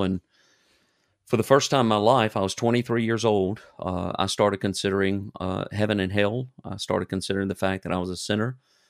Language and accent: English; Germany; born there; I was born in Germany.